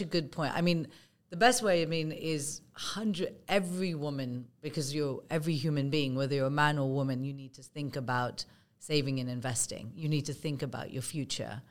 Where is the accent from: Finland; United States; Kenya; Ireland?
Kenya; moved away; also born or lived in United Kingdom; I'm of Indian origin. I was born and brought up in Kenya